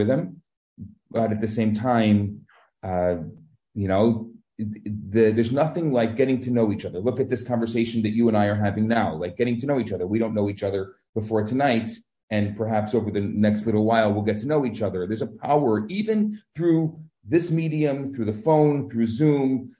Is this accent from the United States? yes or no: yes; Chicago, Illinois, United States; moved away as an adult; now in Montreal, Canada; I came originally from Chicago